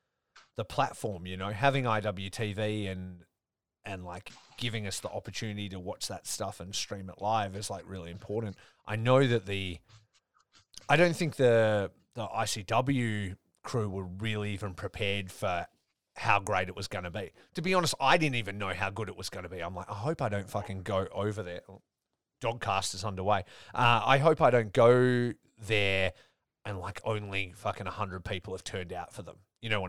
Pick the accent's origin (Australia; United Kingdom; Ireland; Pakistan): Australia; especially like for me growing up in Australia, nobody knew about it.